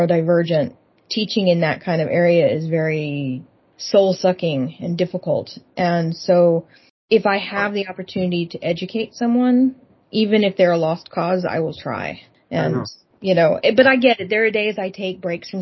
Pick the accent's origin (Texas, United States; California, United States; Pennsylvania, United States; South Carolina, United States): Texas, United States; moved away as an adult; now in Seattle, United States; I grew up in the Bible Belt